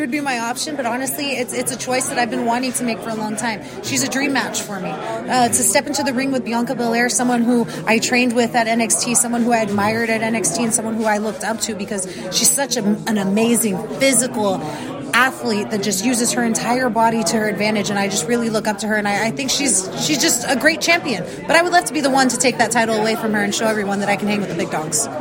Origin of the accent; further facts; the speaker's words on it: South Texas, United States; I'm from South Texas, so I'm an equator baby